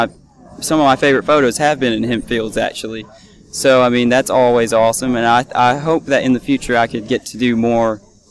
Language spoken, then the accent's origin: English; Bowling Green, Kentucky, United States; me and my family, Chad, my brother over there that's actually helping us today, we're from Bowling Green